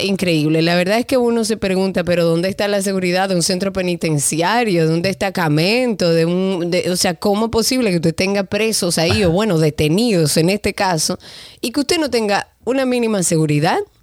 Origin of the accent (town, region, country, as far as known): Dominican Republic